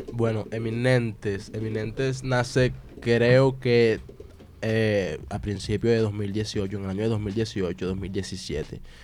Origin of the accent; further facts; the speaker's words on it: Colombia; yo soy el único colombiano